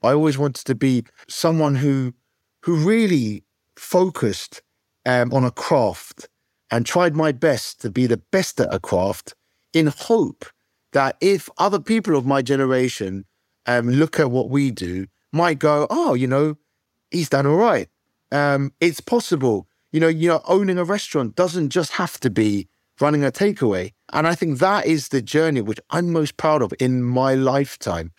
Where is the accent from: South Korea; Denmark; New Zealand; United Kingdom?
United Kingdom; I'm at a British school, I wanna be British